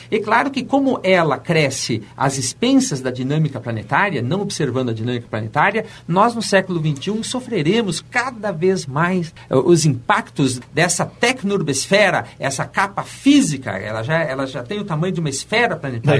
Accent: Brazil; nós brasileiros

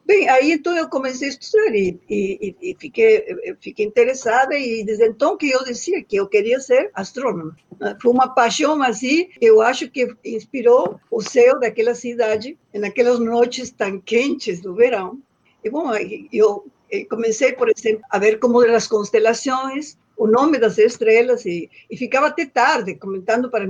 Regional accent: Loreto, Santiago del Estero, Argentina; born there; pequena, bem no interior do norte da Argentina, é um estado que se chama Santiago del Estero e a cidade onde eu nasci se chama Loreto.

